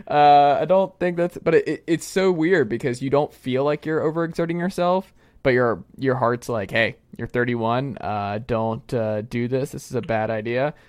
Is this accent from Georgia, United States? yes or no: yes; Atlanta, Georgia, United States; I'm from Atlanta